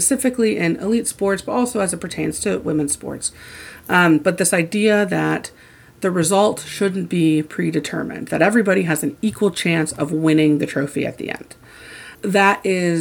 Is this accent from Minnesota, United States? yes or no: no; Indiana, United States; I grew up in Indiana.